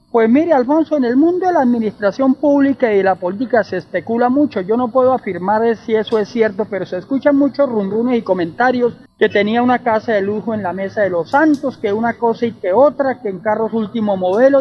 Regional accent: Lebrija, Santander, Colombia

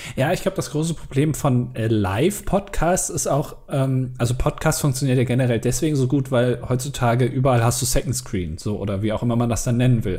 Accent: Germany; als Deutscher

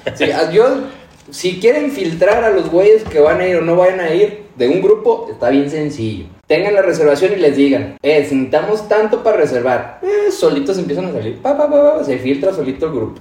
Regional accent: Durango, Mexico; aquí es Durango y vamos a hablar de, los destinos que como duranguenses, norteños

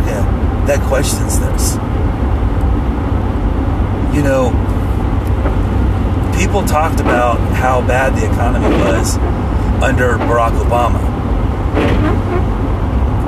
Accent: United States; as an American, as a person who pays taxes

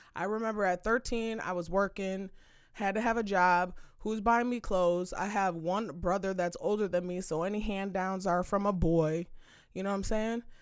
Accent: Saint Paul, Minnesota, United States; I'm from Minnesota, I'm from Saint Paul, from the east side

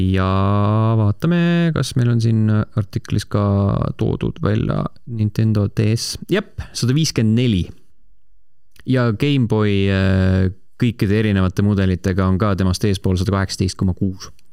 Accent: Estonia; me oleme eestlased, me ei oska hääldada asju niikuinii

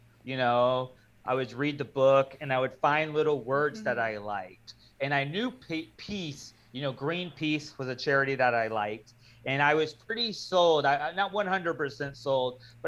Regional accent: Florida, United States; I'm from Florida, and in Florida, we don't really have churches in communities

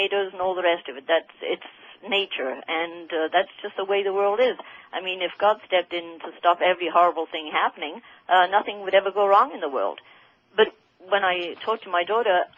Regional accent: Windsor, Ontario, Canada; I'm from Windsor.

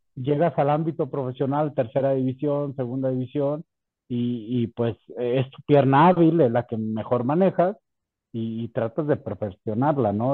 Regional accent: La Piedad, Michoacán, Mexico; en mi ciudad natal, en La Piedad

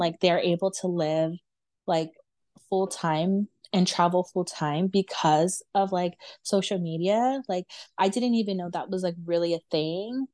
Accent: Los Angeles, California, United States; born and raised in America, and then, like, born and raised in, like, Los Angeles

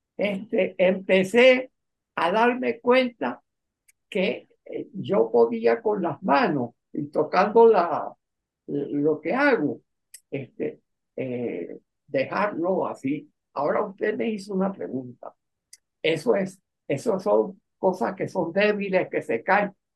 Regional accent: La Victoria, Aragua, Venezuela; also born or lived in Hotin, Romania; yo nací en la Victoria de Aragua

